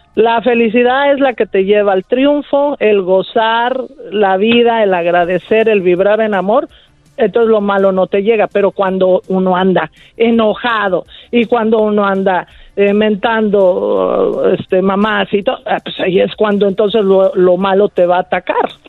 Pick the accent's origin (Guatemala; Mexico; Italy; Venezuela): Mexico; nosotros como mexicanos